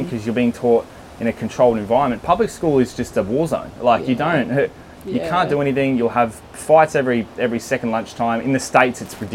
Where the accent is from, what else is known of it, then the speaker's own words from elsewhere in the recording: Melbourne, Victoria, Australia; also born or lived in Darwin / Brisbane; now in Sydney, Australia; I grew up in Melbourne